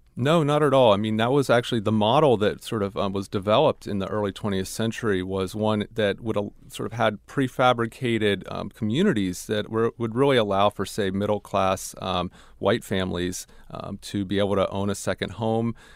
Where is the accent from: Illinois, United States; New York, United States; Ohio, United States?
Ohio, United States; I grew up in Ohio